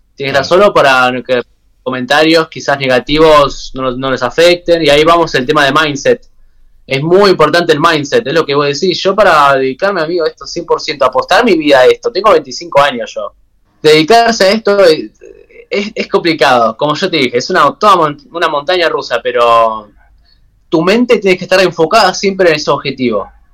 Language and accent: Spanish; Buenos Aires, Argentina; yo soy originario de Buenos Aires